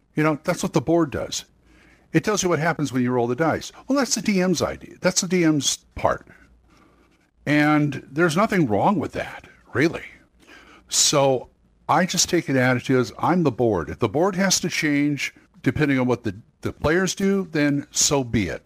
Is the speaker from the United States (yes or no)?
yes; Long Beach, California, United States; now in Oklahoma City, United States; I came from California. I'm from Long Beach. I'm living in Oklahoma City right now